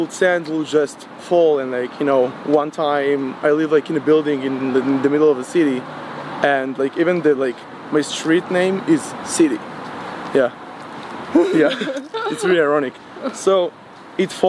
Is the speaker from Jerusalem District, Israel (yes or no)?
no; Ashdod, Southern District, Israel; also born or lived in Rehovot; I was born and raised in Ashdod.